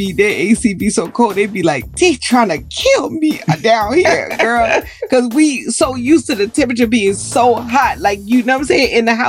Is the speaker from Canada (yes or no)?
no; New Orleans, Louisiana, United States; moved away; I'm from New Orleans.